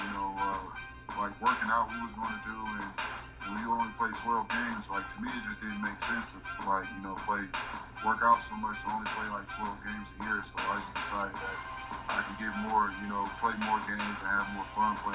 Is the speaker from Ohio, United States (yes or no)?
yes; Akron, Ohio, United States; moved away as an adult; also born or lived in France; my hometown